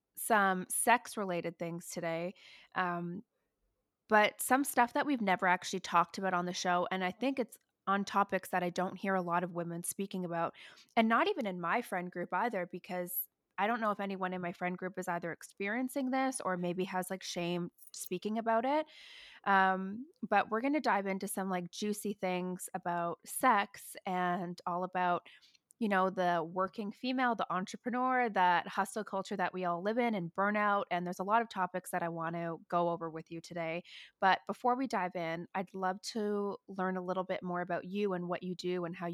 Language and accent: English; Toronto, Ontario, Canada; moved away; I'm from Toronto.